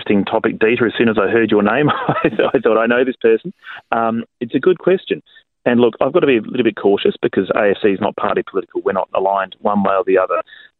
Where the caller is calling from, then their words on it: South Australia, Australia; I'm calling you from South Australia this morning